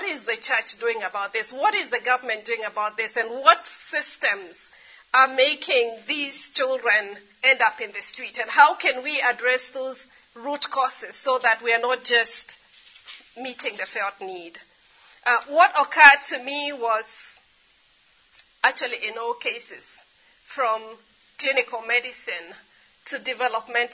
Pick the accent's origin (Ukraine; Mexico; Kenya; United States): Kenya; I grew up in Kenya.